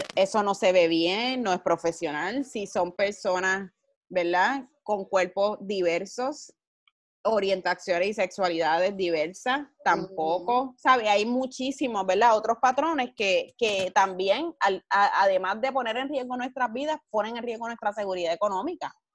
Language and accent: Spanish; Carolina, Puerto Rico; yo me crié en Carolina. Toda mi vida vivo en Carolina